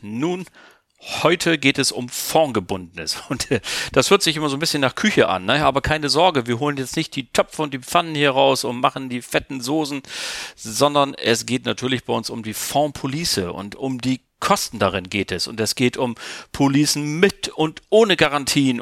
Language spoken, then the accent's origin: German; Germany; bei uns in Deutschland, die wir ja nach wie vor keine große Investment äh, Bürgerschaft haben, sondern wir sind ein Volk der Sparer